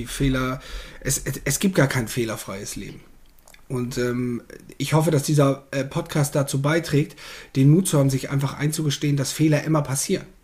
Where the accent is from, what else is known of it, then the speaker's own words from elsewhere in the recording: Bad Zwischenahn, Lower Saxony, Germany; Ich bin ähm, im wunderschönen Ammerland. Das grenzt an Ostfriesland. Ich komme aus Bad Zwischenahn.